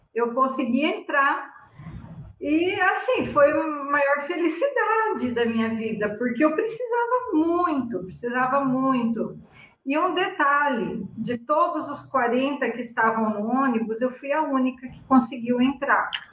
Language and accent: Portuguese; Iacanga, São Paulo, Brazil; moved away as an adult; also born or lived in Curitiba / Bauru; Iacanga, que é a cidade onde eu nasci